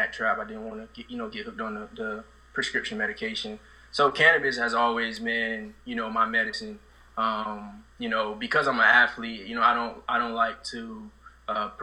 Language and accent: English; Sanford, Florida, United States; I come from Sanford, Florida, you know, low-income housing